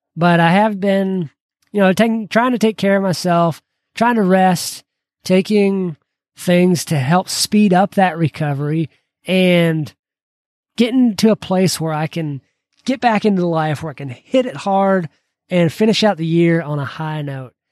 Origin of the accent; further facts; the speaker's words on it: Georgia, United States; growing up in Georgia, I became a huge Braves fan